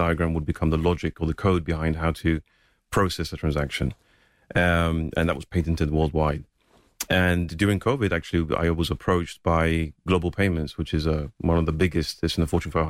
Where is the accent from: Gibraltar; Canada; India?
Gibraltar; I grew up in Gibraltar